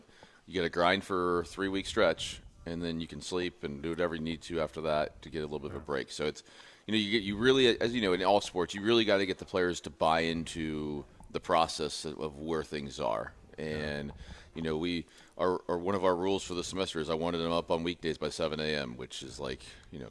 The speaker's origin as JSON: {"language": "English", "town": "Clearwater", "region": "Florida", "country": "United States", "tie": "born or raised there", "said": "When I grew up in Clearwater, I'd have loved it in St. Pete."}